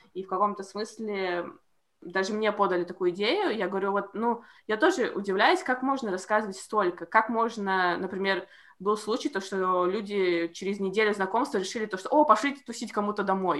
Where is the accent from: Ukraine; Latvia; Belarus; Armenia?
Latvia; я из Латвии